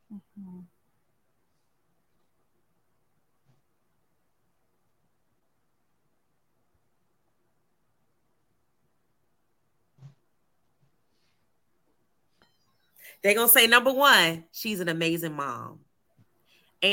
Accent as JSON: {"language": "English", "town": "Atlanta", "region": "Georgia", "country": "United States", "tie": "born there", "also_born_or_lived": "Cleveland, Ohio", "said": "I was born in Atlanta, Georgia, ended up joining the Navy from Cleveland, Ohio."}